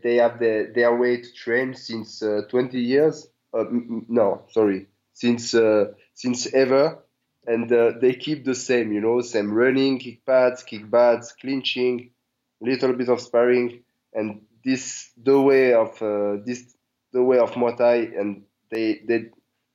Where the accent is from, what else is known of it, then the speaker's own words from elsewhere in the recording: Marseille, Provence-Alpes-Côte d'Azur, France; English is a second language; moved away as an adult; also born or lived in Netherlands; now in Thailand; I grew up in Marseille. It's from the south of France.